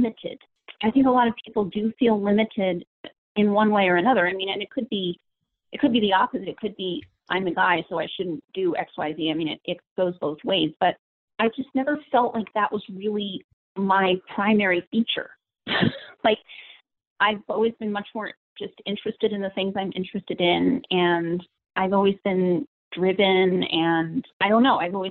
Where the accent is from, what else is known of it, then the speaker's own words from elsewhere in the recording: New York, United States; I'm from New York State, and I'm an only child